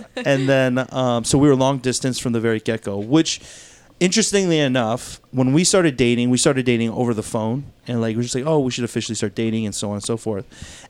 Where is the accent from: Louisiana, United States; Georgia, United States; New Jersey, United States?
Georgia, United States; Duluth; born and raised in Duluth